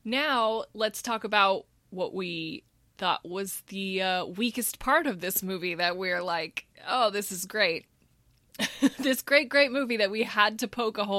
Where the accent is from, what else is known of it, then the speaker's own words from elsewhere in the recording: Texas, United States; I'm from Texas, so we don't eat grits.